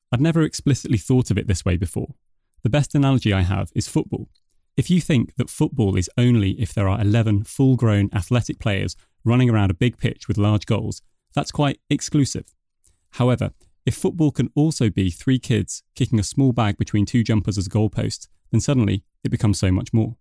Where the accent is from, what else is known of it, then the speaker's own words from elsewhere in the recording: United Kingdom; moved away as an adult; now in Denmark; as you can probably tell from my accent, I'm originally from the U K